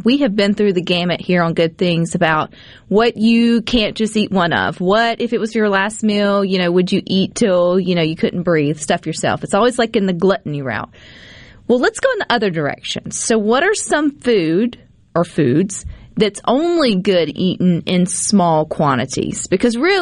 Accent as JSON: {"language": "English", "region": "Mississippi", "country": "United States", "said": "I'm from Mississippi"}